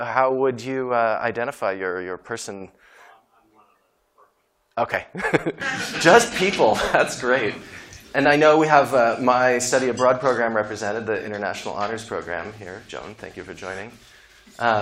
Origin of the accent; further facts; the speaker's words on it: Silicon Valley, California, United States; also born or lived in Berkeley, California / Brazil; This is actually where I was born. This is Stanford University Hospital. And I grew up in Silicon Valley